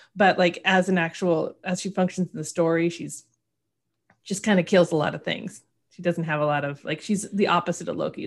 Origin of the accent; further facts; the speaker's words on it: Oregon, United States; I'm from Oregon